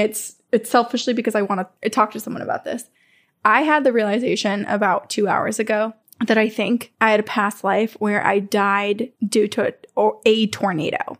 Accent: Vermont, United States; this really reminds me of growing up in Vermont. This looks like my childhood in Vermont

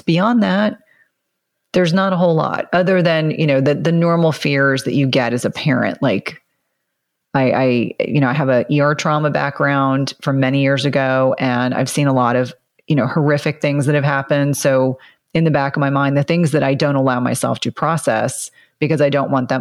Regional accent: New Jersey, United States; moved away; also born or lived in South Carolina; I grew up in New Jersey and some of that has kind of stayed in me

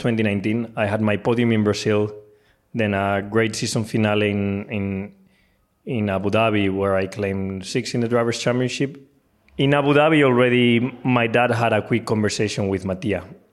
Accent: Spain; I'm Spanish

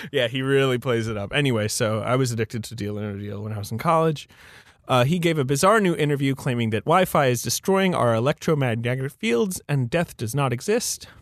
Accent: United Kingdom; moved away; I'm from, I grew up in Britain

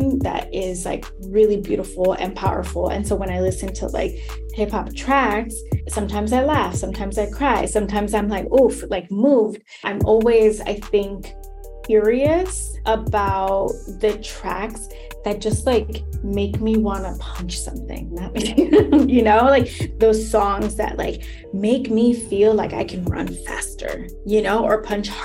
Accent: New York City, New York, United States; I'm born and raised in the South Bronx

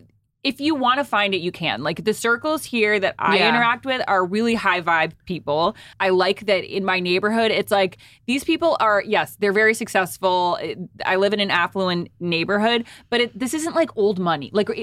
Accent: Rhode Island, United States; now in Los Angeles, United States; I grew up in Rhode Island.

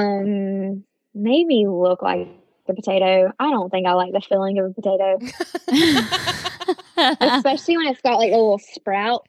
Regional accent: Blacksburg, Virginia, United States; moved away as an adult; now in Myrtle Beach, United States; My hometown is really beautiful. Maybe Blacksburg, Virginia

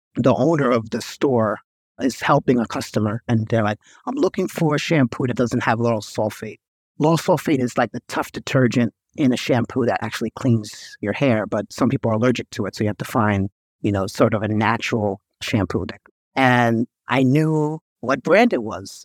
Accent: New York, United States; I grew up in New York

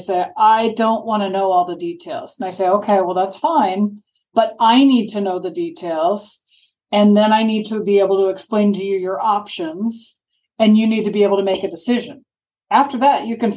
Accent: Maryland, United States; now in Sarasota, United States; I grew up in Maryland.

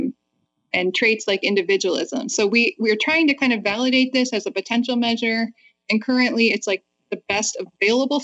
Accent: Canada; moved away as an adult; now in United States; I'm a Canadian, and I had just moved to the States in fall 2001

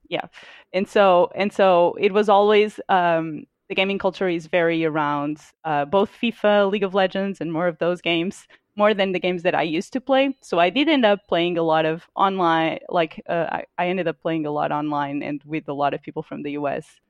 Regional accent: Portugal; moved away as an adult; now in United States; so I'm from Portugal. Uh, I lived in Portugal for twenty-six years of my life. Um, and then only moved to the U S about three years ago

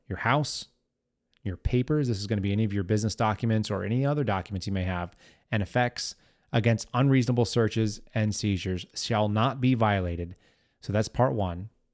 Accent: Texas, United States; I'm from Texas, as many of you know. I grew up here.

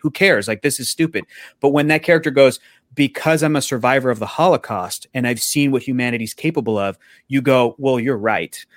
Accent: San Diego, California, United States; I grew up in San Diego

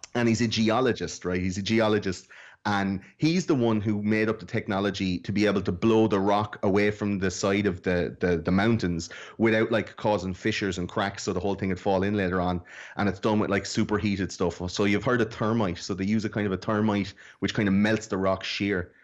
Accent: Ireland; I'm fucking Irish.

